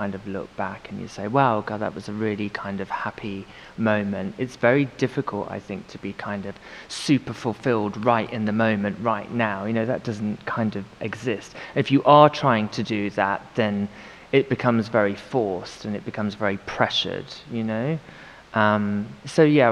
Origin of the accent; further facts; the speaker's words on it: United Kingdom; now in London, United Kingdom; felt very British